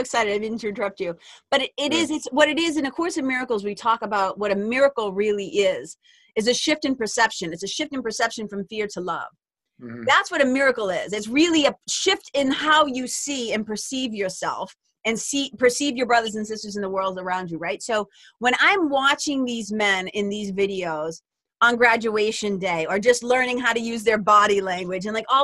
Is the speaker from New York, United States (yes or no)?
no; Lawrence, Massachusetts, United States; moved away; also born or lived in California; I'm a masshole, like I'm a kid from Lawrence, Massachusetts